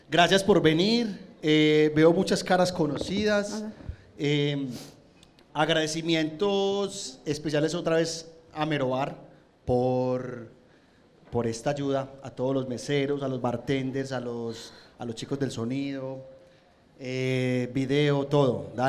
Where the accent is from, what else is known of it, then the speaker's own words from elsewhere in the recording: Guatapé, Antioquia, Colombia; Yo soy de Guatapé. Así hablamos los pueblerinos.